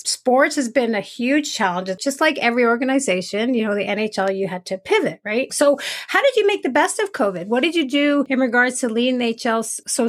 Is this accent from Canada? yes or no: yes; Montreal, Quebec, Canada; now in Calgary, Canada; So I live in Calgary now. I was born in Montreal.